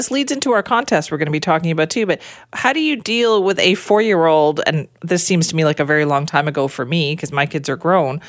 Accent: India; even though like I am Indian, that is so hard to master because of how complex it all is with all the spices.

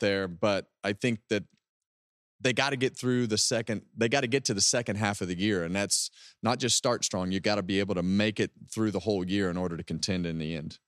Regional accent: West Coast, United States; I'm from the West Coast

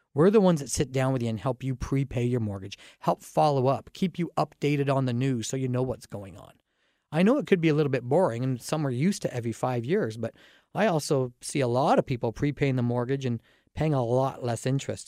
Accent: Dorchester, Ontario, Canada; I grew up in Dorchester, Ontario

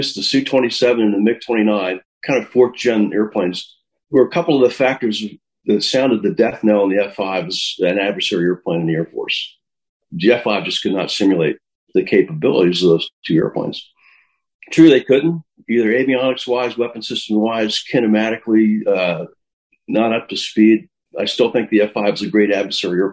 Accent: El Paso, Texas, United States; I grew up mostly in El Paso, Texas

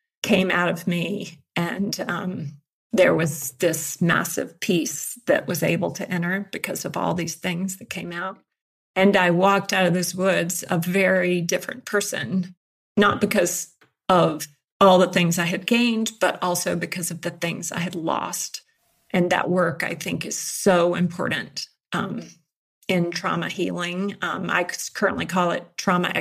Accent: Georgia, United States; now in Colorado, United States; I'm from Georgia

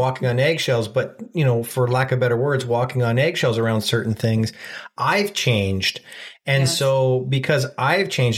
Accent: Ontario, Canada; We're from Ontario, Canada

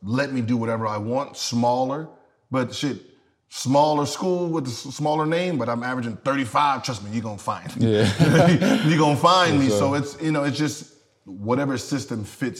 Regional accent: United States; I'm from the Valley. I'm from here

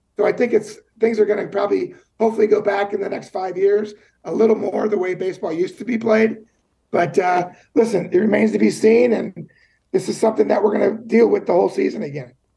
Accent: Cincinnati, Ohio, United States; me growing up in Cincinnati, Ohio

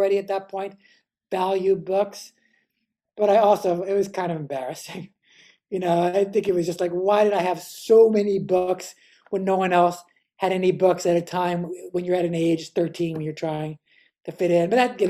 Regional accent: New York City, New York, United States; also born or lived in Cambridge, Massachusetts / Berkeley, California; I grew up on the Upper West Side, on the old Upper West Side

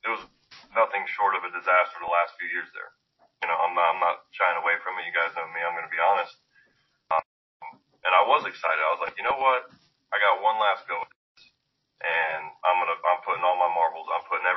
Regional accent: the South, United States; growing up in the South

